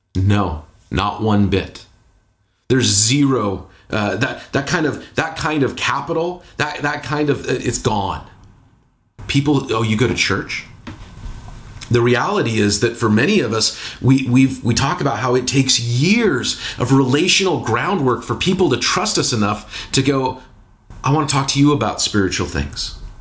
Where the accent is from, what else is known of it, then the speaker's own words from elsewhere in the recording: Seattle, Washington, United States; also born or lived in Bay Area, California; now in Portland, United States; growing up in Seattle, living in the Bay Area, here in Portland